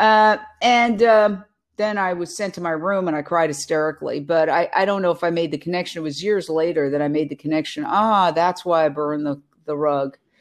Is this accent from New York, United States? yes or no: yes; New York City, New York, United States; now in Los Angeles, United States; Born and raised in Manhattan, I grew up, uh, right across the street from Carnegie Hall